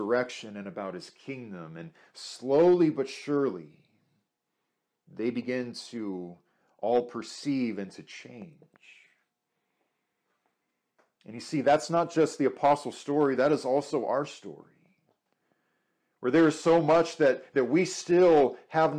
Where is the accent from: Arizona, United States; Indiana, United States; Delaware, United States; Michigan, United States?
Arizona, United States; I grew up in Arizona